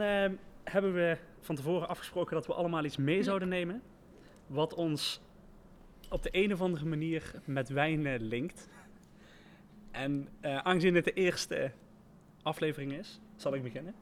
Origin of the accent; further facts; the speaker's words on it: IJsselstein, Netherlands; waar ik vandaan kom, eh, uit, eh, IJsselstein